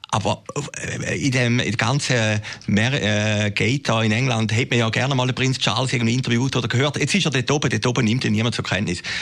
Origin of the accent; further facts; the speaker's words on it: Switzerland; Also, irgendwie sind wir Schweizer gleich ein bisschen stolz, dass es das Davos gibt, oder?